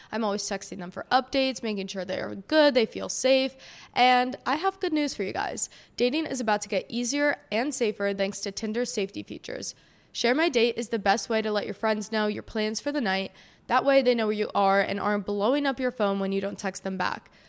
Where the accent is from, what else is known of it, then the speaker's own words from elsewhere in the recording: New Jersey, United States; I grew up in New Jersey